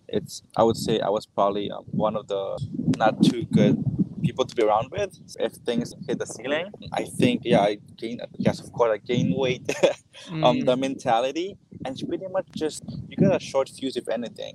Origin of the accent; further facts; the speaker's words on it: Hawaii, United States; I am from Hawaii